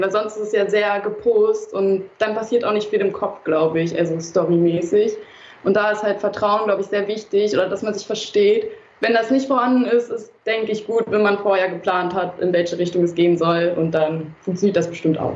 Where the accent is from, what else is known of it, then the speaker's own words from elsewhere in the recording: Berlin, Germany; aus Berlin, in Berlin geboren sogar